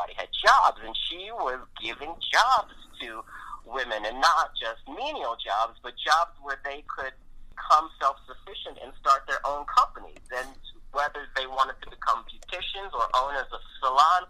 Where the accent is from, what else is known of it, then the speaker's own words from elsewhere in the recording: Baltimore, Maryland, United States; I'm from Baltimore, Maryland, so it was nice to be recognized in my hometown